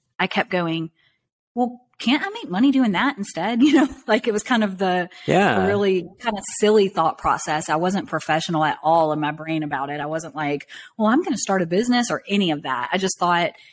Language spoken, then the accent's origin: English; Southern Alabama, United States; I grew up in Southern Alabama, kind of in a really rural backwoods kind of area